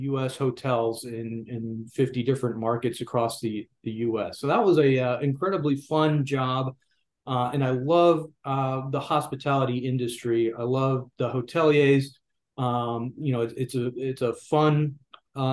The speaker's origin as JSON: {"language": "English", "region": "Georgia", "country": "United States", "also_born_or_lived": "Tennessee", "moved": "as an adult", "said": "Georgia. That's my home state, and I love to be here"}